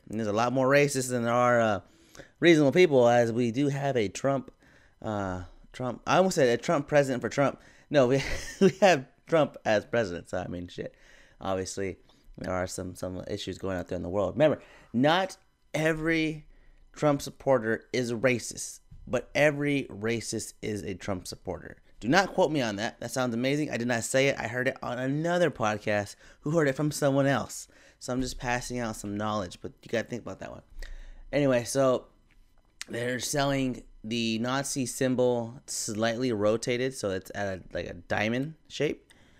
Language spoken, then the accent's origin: English; Philippines; I'm also Filipino.